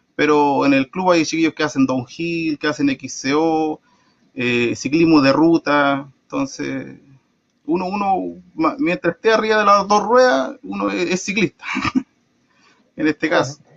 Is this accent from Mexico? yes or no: no; Traiguén, Araucanía, Chile; yo soy de acá de Los Trigales